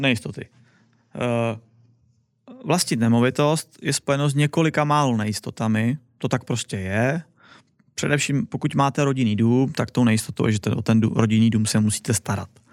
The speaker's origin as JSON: {"language": "Czech", "country": "Czechia", "moved": "yes", "lives_now": "Wrocław, Poland", "said": "tady u nás v Čechách"}